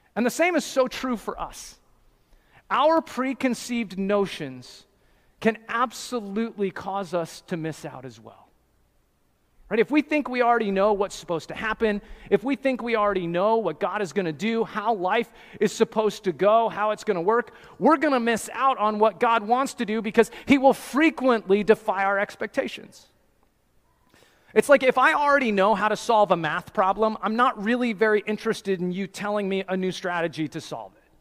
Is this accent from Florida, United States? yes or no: no; New Jersey, United States; I'm from New Jersey in America